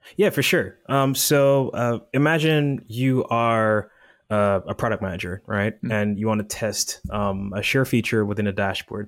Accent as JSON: {"language": "English", "country": "Jamaica", "moved": "as an adult", "lives_now": "United States", "said": "I'm originally from Jamaica"}